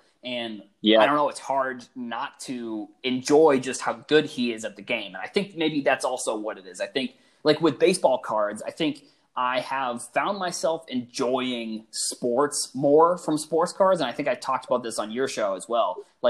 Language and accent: English; Massachusetts, United States; I'm from Massachusetts